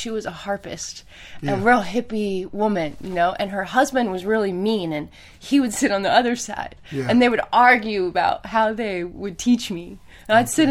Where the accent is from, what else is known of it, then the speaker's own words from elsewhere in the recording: the Redwoods, Northern California, United States; also born or lived in Winnipeg; I grew up in the Redwoods in Northern California.